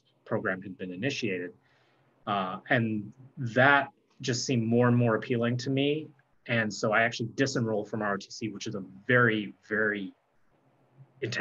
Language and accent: English; San Diego, California, United States; I grew up in San Diego